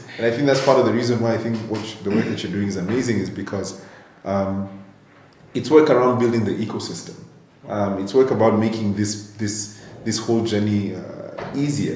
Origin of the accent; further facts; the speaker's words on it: Nairobi, Kenya; I grew up in Nairobi, born and raised